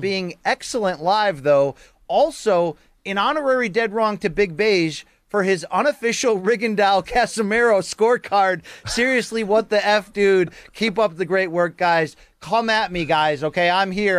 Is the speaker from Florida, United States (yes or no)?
no; Naugatuck, Connecticut, United States; I grew up in Giants territory at, in Naugatuck, Connecticut